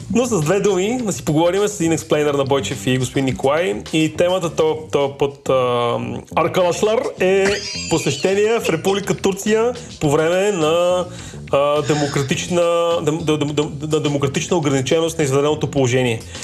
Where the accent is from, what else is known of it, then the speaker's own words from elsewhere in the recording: Bulgaria; сме българи